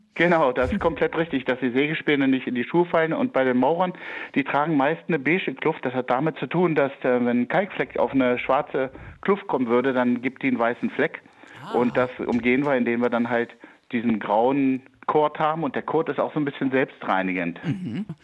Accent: Wolfsburg, Lower Saxony, Germany; ich habe meine Heimat schätzen gelernt und ich bin total gerne in Wolfsburg und ich bin gerne nach Hause gekommen.

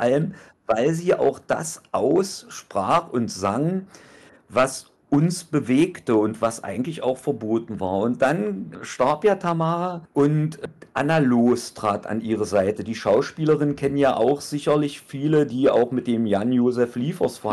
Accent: East Germany, Germany; Und ich bin ein Ossi

